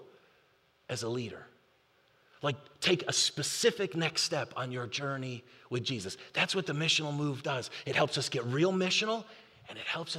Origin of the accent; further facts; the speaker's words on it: Buffalo, New York, United States; now in North Texas, United States; I'm from Buffalo.